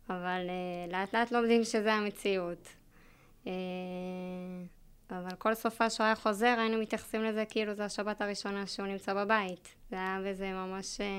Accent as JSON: {"language": "Hebrew", "town": "Kiryat Arba", "region": "West Bank", "country": "Palestine", "tie": "born or raised there", "said": "שנינו גדלנו בקריית ארבע, מאז שאנחנו ילדים"}